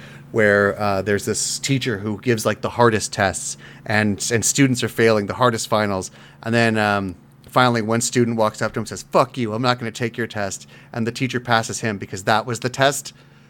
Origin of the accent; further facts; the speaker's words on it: South Africa; I can't do a South African. I'm South African.